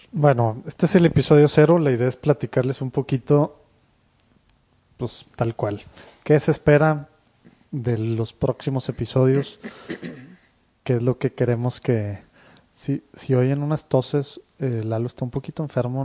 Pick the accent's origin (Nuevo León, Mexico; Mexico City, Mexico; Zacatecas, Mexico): Nuevo León, Mexico; Monterrey; somos de Monterrey, ambos, y aquí estamos casi toda nuestra vida, salvo temas de estudios